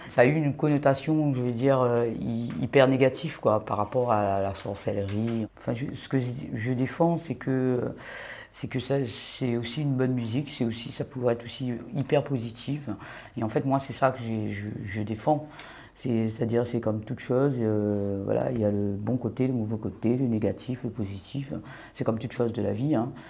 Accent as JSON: {"language": "French", "country": "Réunion", "said": "je viens de l'île de la Réunion"}